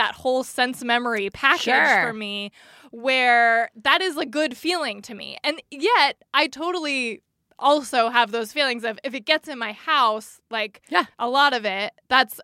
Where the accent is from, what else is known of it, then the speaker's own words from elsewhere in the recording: Northern California, United States; I grew up in Northern California